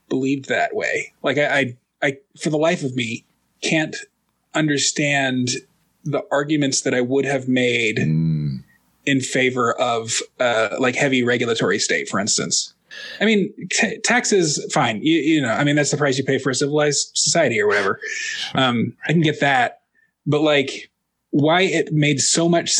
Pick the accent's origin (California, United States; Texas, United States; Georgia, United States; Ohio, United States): Texas, United States; Dallas; now in Minneapolis, United States; I grew up in Dallas